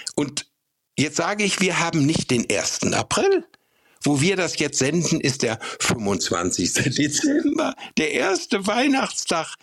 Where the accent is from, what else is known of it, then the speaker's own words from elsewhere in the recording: Bünde, North Rhine-Westphalia, Germany; in meiner Heimat, in Bünde in Westfalen